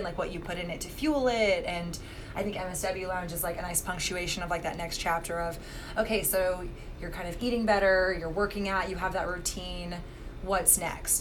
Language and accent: English; Texas, United States; I grew up in Texas